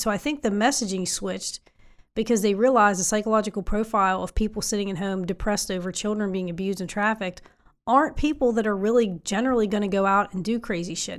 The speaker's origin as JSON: {"language": "English", "region": "West Virginia", "country": "United States", "said": "I'm from West Virginia."}